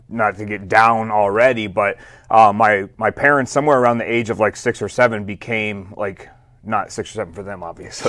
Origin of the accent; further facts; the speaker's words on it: Flint, Michigan, United States; I was born and raised in Flint, Michigan